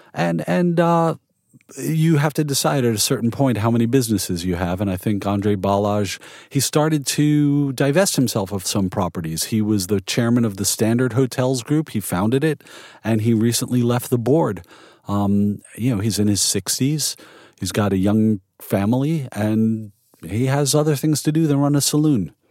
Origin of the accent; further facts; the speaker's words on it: New York, United States; now in Portland, United States; I grew up in New York. I've been in Portland since ninety-two.